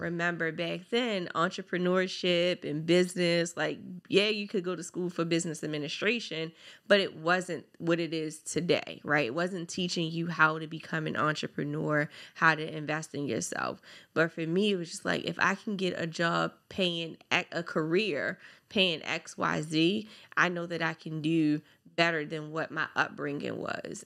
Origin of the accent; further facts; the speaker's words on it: Baltimore, Maryland, United States; I grew up from Park Heights to Gilmore Projects